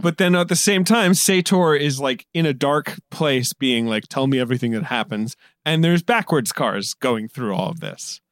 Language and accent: English; United Kingdom; moved away as an adult; I grew up in Britain.